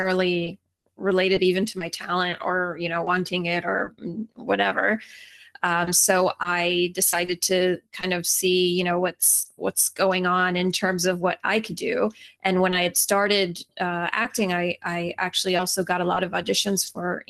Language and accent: English; Atlanta, Georgia, United States; also born or lived in St. Paul, Minnesota; now in Los Angeles, United States; I actually grew up, most of the time that I grew up was in Atlanta, Georgia